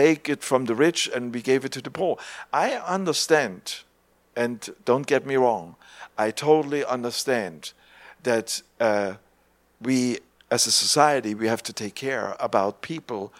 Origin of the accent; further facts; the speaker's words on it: East Germany, Germany; English is a second language; growing up in East Germany